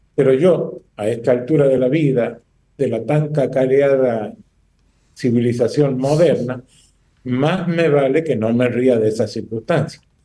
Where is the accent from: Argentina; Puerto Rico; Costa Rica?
Argentina; northern Argentina; moved away as an adult; now in Dominican Republic; Yo provengo del norte de Argentina, vivo en este bendito país hace un año y medio fijo